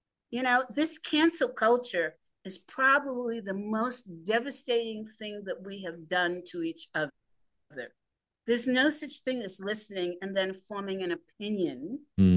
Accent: New York City, New York, United States; I grew up in the Greenwich Village area

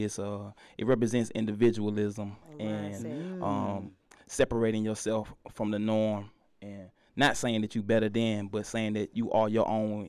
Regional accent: College Park, Georgia, United States; I'm from Calipar, Georgia.

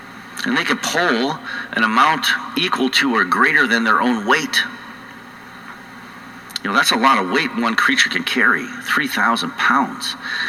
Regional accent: North Dakota, United States; accent: North Dakota; now in Colorado, United States; For 22 years I've been losing my North Dakota accent out in Colorado, but it's going to come back in full force, I know.

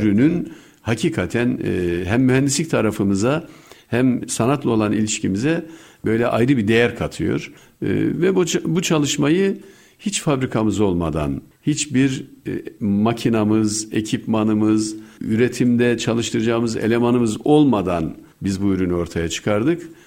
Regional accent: Bayburt, Turkey; moved away; also born or lived in England; Ben Bayburt doğumluyum.

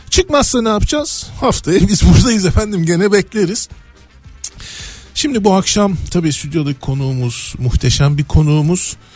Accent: Turkey; yanındaki adam dedi ki sen dedi nerelisin dedi. Dedim ben Türk.

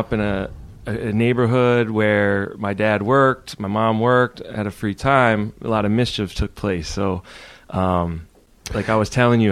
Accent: Connecticut, United States; moved away as an adult; now in Boston, United States; I grew up in Connecticut

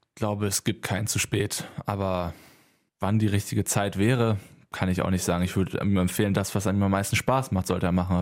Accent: Halver, North Rhine-Westphalia, Germany; also born or lived in Lüdenscheid; aufgewachsen in Halfer und da ein kleines Dorf, unser kleiner Dorfverein

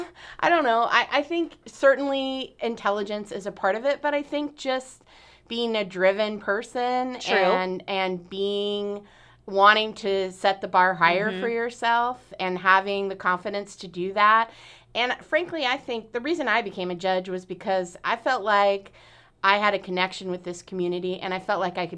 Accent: Lake Oswego, Oregon, United States; also born or lived in Portland, Oregon; I was born in Portland and I grew up in Lake Oswego.

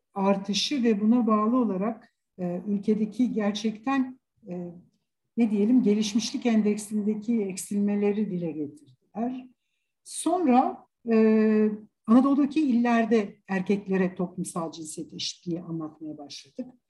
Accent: Istanbul, Turkey; İstanbul doğumluyum

